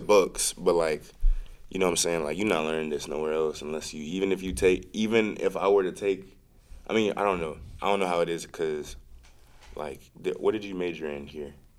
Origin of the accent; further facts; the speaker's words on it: Tallahassee, Florida, United States; moved away; from Tallahassee, I was going back home for the summer